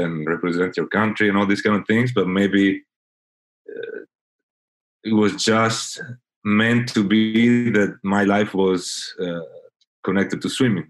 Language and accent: English; Italy; now in Fort Lauderdale, United States; I'm originally from Italy, but I moved to Fort Lauderdale, Florida, USA, in 2009.